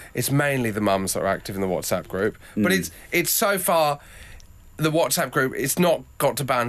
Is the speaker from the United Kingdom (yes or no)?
yes; Plymouth, South West England, United Kingdom; also born or lived in East London; now in London, United Kingdom; I'm from Plymouth.